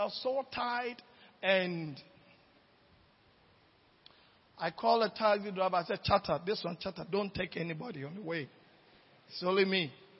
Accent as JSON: {"language": "English", "country": "Nigeria", "moved": "yes", "lives_now": "Ghana", "said": "When I came from Nigeria, I have no money even for trotro. I used to live at Fadama."}